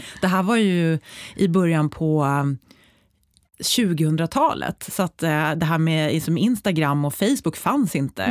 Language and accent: Swedish; Uppsala, Uppsala County, Sweden; fick jobb på en, ett företag i Uppsala, där jag är uppväxt